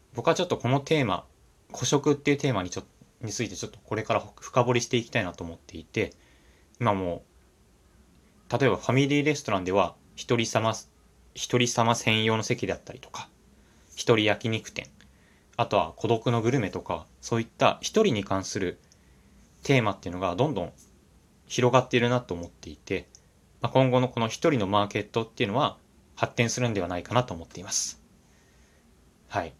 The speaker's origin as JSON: {"language": "Japanese", "country": "Japan", "tie": "born or raised there", "said": "僕の地元っていうのが、まあ、東京から、まあ、どんぐらいだろうな。さん、よじゅっぷんはなれた、少し田舎みたいなところなんですけれども"}